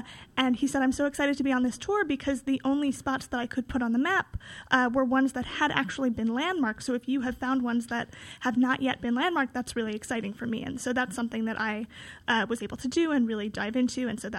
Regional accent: New York City, New York, United States; I was born on the Upper West Side. So being on this show, I am in my old stomping grounds, but I do live in Brooklyn now. I live in Greenpoint.

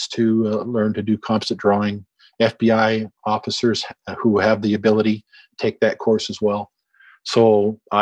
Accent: Winnipeg, Manitoba, Canada; I was born in Winnipeg

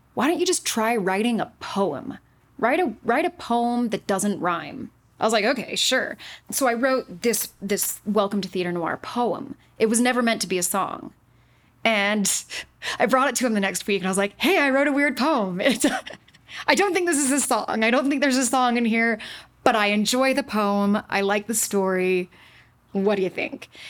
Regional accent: Utah, United States; moved away as an adult; also born or lived in Boston / New York City; was born and raised in Utah

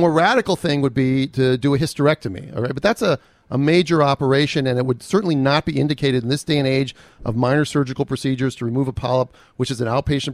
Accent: Minnesota, United States; I'm from Minnesota

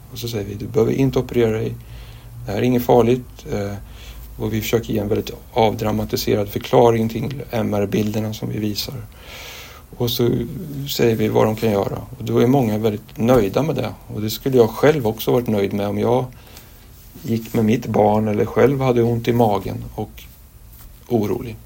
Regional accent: Linköping, Östergötland, Sweden; also born or lived in Tanzania; now in Stockholm, Sweden; jag är egentligen östgöte från början, Linköping

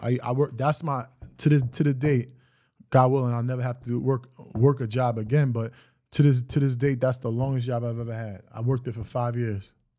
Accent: Greenburgh, New York, United States; I'm from Greenberg, New York. The project's public housing.

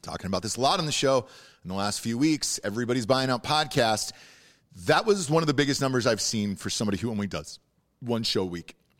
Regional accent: Atlanta, Georgia, United States; born or raised there; moved away

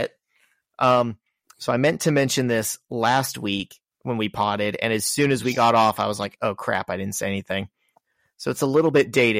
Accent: Franklin, Indiana, United States; born or raised there

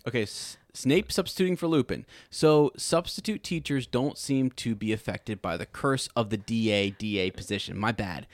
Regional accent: United States; I'm an American

